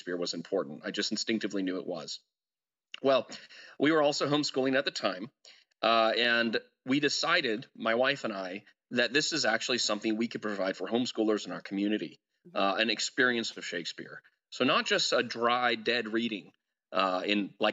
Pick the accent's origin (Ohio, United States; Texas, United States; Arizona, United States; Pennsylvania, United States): Texas, United States; Denton; my hometown at Denton